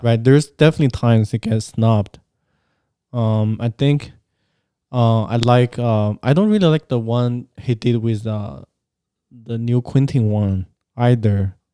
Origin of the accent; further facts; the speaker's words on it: China; moved away; growing up in China